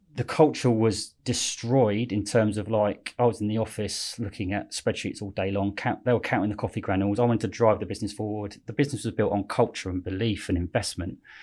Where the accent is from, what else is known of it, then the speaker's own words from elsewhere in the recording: Slough, South East England, United Kingdom; also born or lived in West London; I was born in Slough, but I say West London